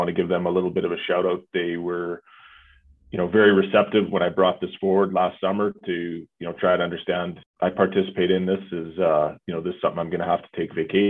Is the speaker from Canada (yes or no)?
yes; Calgary, Alberta, Canada; I'm born and raised in Calgary